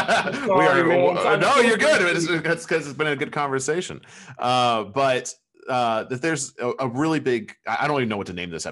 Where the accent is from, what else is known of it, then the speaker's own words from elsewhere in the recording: United States; we're American